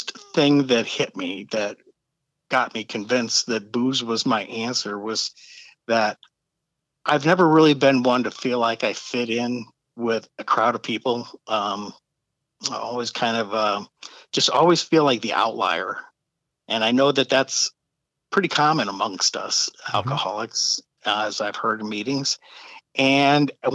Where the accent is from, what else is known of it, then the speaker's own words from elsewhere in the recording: St. Louis, Missouri, United States; I grew up in St. Louis.